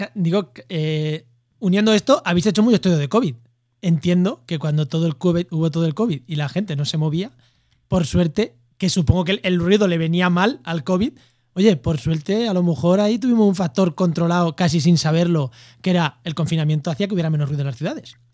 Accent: Úbeda, Andalusia, Spain; vivimos en pueblos, mm, bueno, mi pueblo es, es Úbeda, es una semiciudad ya

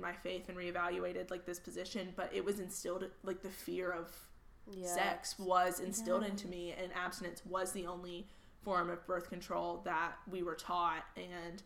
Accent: Griffin, Georgia, United States; I grew up in Georgia, in Griffin, Georgia.

